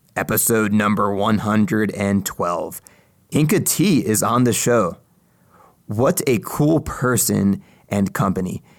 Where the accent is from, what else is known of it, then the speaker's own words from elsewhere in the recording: East Coast, United States; I grew up on the East Coast